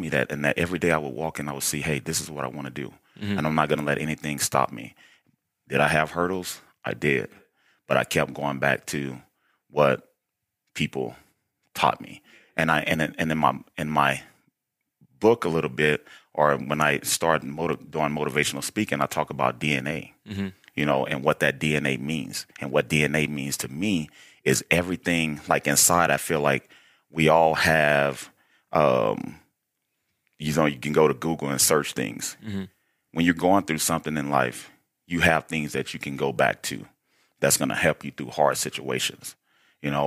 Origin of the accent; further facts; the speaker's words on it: Baton Rouge, Louisiana, United States; moved away as an adult; also born or lived in Wyoming / Idaho; I'm from, born and raised, Baton Rouge, Louisiana.